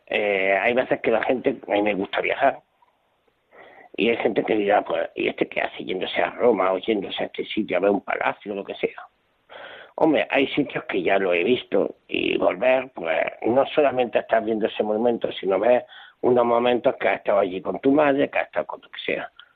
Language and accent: Spanish; Bilbao, Basque Country, Spain; nací un día 18 de noviembre por la mañana en Bilbao